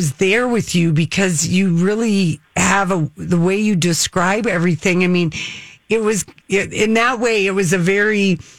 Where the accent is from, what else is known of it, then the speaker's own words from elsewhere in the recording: Duluth, Minnesota, United States; moved away; You're up in Duluth. That's my hometown.